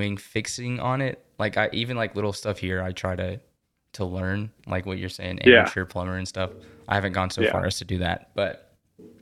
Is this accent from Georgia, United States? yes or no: yes; Savannah, Georgia, United States; now in Montreal, Canada; I'm from Savannah